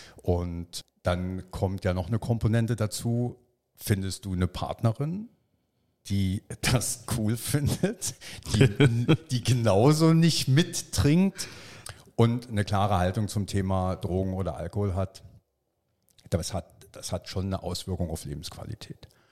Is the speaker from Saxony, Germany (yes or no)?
yes; Freiberg, Saxony, Germany; Ich habe mit 13 auf dem Rummelplatz in meiner Heimatstadt Freiberg damals Lose verkauft.